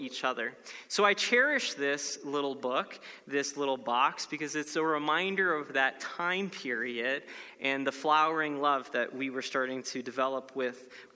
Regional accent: Florida, United States; my home state of Florida

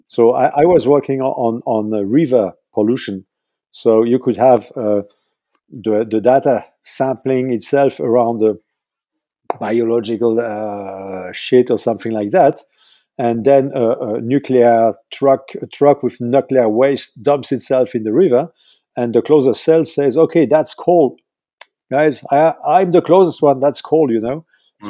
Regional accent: southern France, France; moved away; also born or lived in Switzerland / Paris; lived nine years in Switzerland, then we moved to the south uh, of France, and that's where I did all my my scholarship

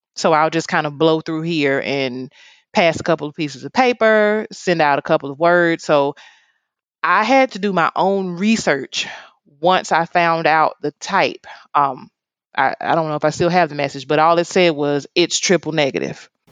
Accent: Oxford, Mississippi, United States; now in Jackson, United States; I actually was not born um, in Jacksonville, Mississippi. I was born in Oxford, Mississippi.

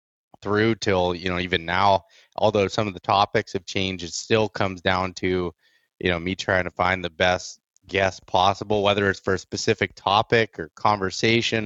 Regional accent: Northern Pennsylvania, United States; I'm from Northern Pennsylvania

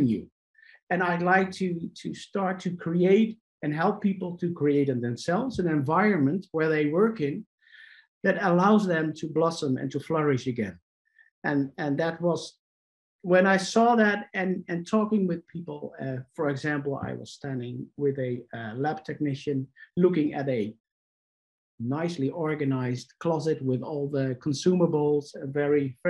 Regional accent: Netherlands; I'm Dutch, so I'm from the Netherlands, Europe.

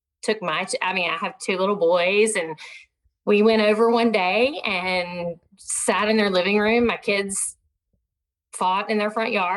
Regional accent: Southwest Arkansas, United States; moved away; I grew up in Southwest Arkansas where you don't say no when somebody invites you over

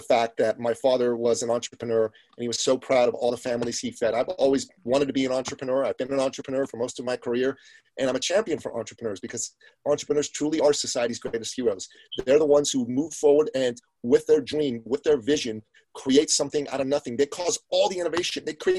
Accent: Iran; moved away; Well, my family comes from Iran. We're Christians from Iran, ethnic Assyrians on my father's side. And we came here right after the Iranian Revolution.

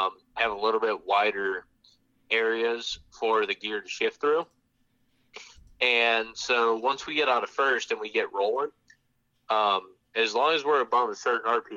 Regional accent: Michigan, United States; now in Charlotte area, North Carolina, United States; where I grew up in Michigan

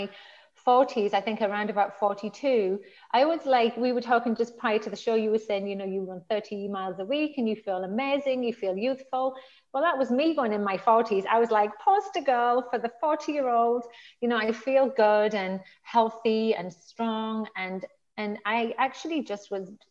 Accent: the north of England, United Kingdom; moved away as an adult; I'm from the north of England.

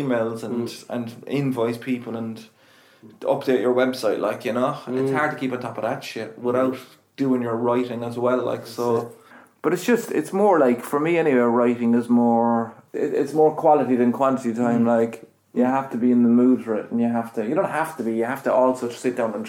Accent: Cork, Munster, Ireland; also born or lived in Edinburgh; I did Corked, which was kind of about growing up in Knocknaheeny

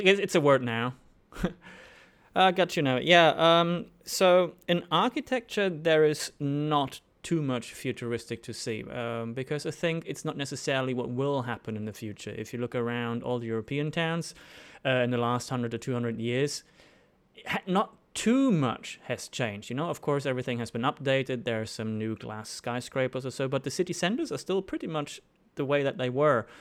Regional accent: Germany; moved away as an adult; also born or lived in Sydney, Australia; now in Melbourne, Australia; I'm originally from Germany

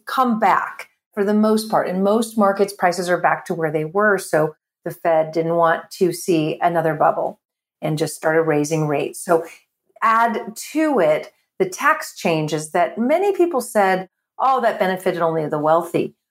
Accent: California, United States; I'm born and raised in California

